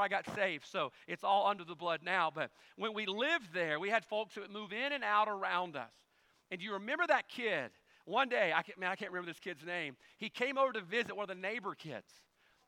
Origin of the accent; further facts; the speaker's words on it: Carson, Mississippi, United States; also born or lived in Ponte Vedra Beach, Florida; When we moved from Ponte Vedra Beach, Florida, all the way back to the backwoods of Carson, Mississippi